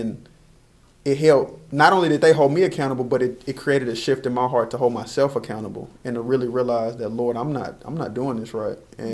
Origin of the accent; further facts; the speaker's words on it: Texas, United States; growing up in Texas